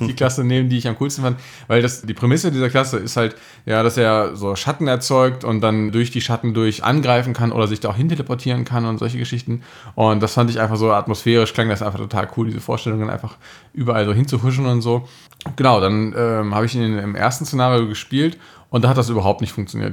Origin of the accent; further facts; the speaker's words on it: Germany